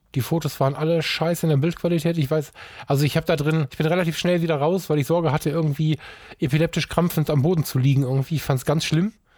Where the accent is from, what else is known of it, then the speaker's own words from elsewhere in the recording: Düsseldorf, North Rhine-Westphalia, Germany; ich bin in Düsseldorf geboren und bin unglaublich viel in Düsseldorf